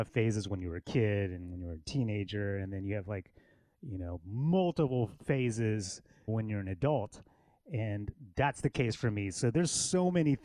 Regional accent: Killeen, Texas, United States; now in Austin, United States; I grew up in Killeen, which is an hour north of Austin. Well, I'm a military kid, and my dad was in the military.

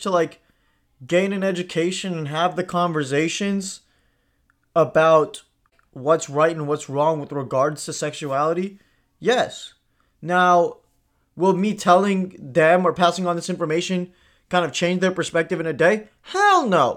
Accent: India; I grew up in India

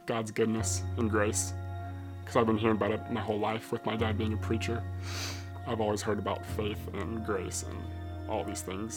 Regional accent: Atlanta, Georgia, United States; also born or lived in Dallas, Texas; I moved to Atlanta when I was 2 years old

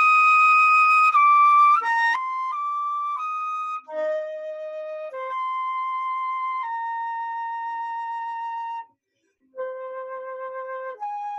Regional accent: Germany; Stuttgart is about 2 hours away from my hometown. I live about 45 minutes northeast of Frankfurt

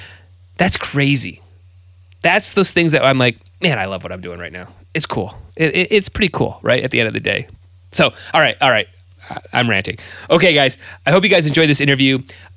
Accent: Ida, Michigan, United States; also born or lived in Detroit, Michigan; I'm a guy from Ida, Michigan, very small town.

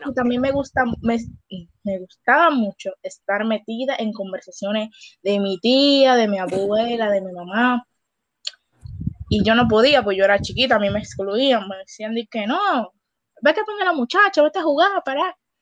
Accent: Dominican Republic; qué mal le hicimos nosotros al mundo como gente dominicana

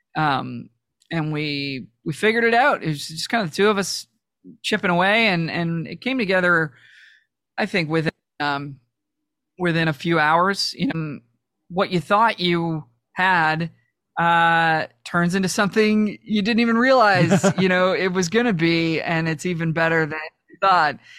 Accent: Toronto, Ontario, Canada; I'm from Toronto

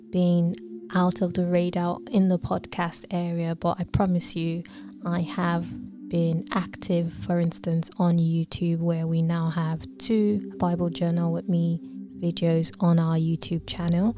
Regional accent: Lagos, Nigeria; now in United Kingdom; I was born in Lagos, Nigeria.

